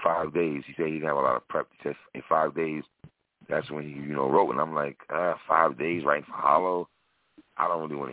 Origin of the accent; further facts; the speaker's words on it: New York, United States; I'm from New York